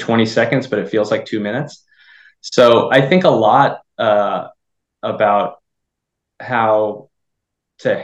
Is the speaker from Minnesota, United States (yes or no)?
yes; Minnesota, United States; now in Los Angeles, United States; I'm originally from Minnesota, grew up on one of 10,000 lakes and hockey player since I could walk.